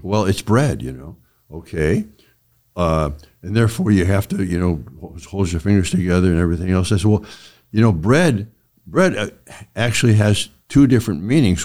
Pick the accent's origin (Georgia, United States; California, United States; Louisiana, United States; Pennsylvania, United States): California, United States; San Francisco; I'm from California and in San Francisco